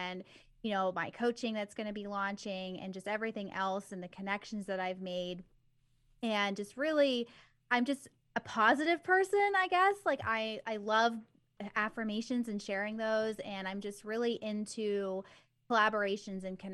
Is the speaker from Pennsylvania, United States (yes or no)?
yes; Bridgeville, Pennsylvania, United States; born and raised here in Pennsylvania, near Pittsburgh, and I have not left.